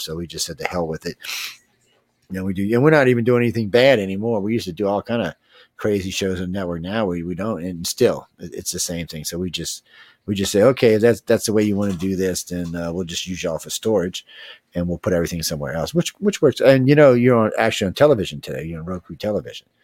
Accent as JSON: {"language": "English", "town": "New Orleans", "region": "Louisiana", "country": "United States", "tie": "born or raised there", "also_born_or_lived": "Gulf Coast", "said": "I'm, was born and raised in New Orleans"}